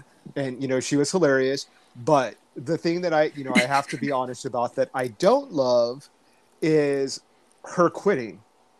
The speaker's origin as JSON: {"language": "English", "country": "United States", "said": "we're American, we're not English"}